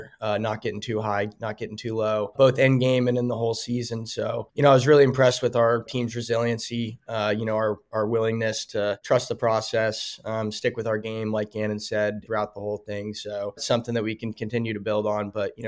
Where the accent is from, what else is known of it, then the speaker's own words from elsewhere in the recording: Denver, Colorado, United States; You know, I'm from Denver